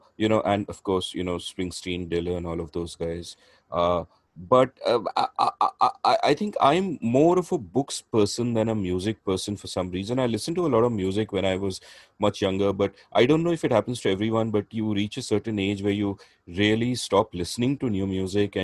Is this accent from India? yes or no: yes; India; first language English; I'm half Bengali. And, when I was a kid, we grew up speaking Bengali at home, but outside in the city, we would speak Hindi